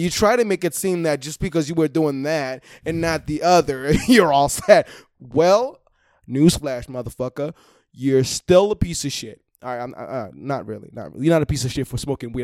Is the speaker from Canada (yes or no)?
no; Haiti; moved away; I'm from Haiti